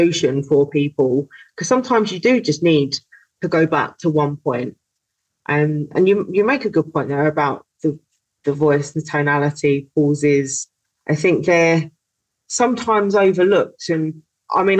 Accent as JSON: {"language": "English", "region": "London", "country": "United Kingdom", "tie": "born or raised there", "said": "That's my hometown"}